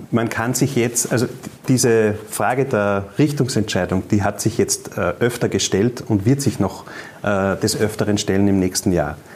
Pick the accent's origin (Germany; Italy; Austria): Austria; Upper Austria; das höre ich auch ganz oft bei uns in Oberösterreich.